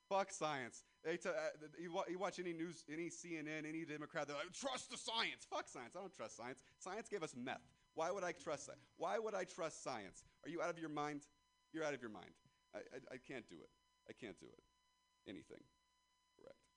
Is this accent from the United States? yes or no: yes; Ripon, California, United States; I'm from Ripon, California, and I'd never even heard of a Danville.